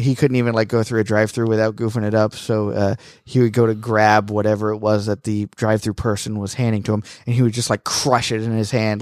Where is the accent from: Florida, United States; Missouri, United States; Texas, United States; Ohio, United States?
Florida, United States; moved away; also born or lived in North Carolina; I'm from Florida.